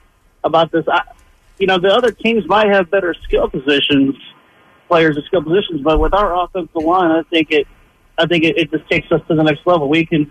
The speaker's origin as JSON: {"language": "English", "town": "Hammond", "region": "Indiana", "country": "United States", "tie": "born or raised there", "also_born_or_lived": "Portage, Indiana", "said": "I grew up in Hammond."}